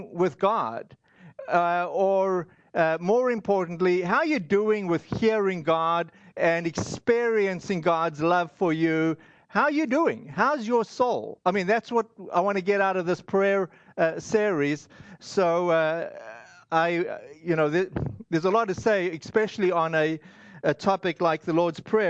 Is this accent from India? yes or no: no; South Africa; I grew up in South Africa